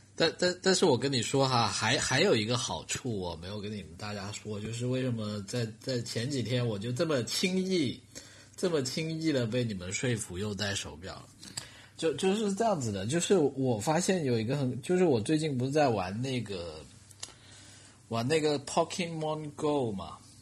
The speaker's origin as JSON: {"language": "Chinese", "country": "China", "said": "我们中国人"}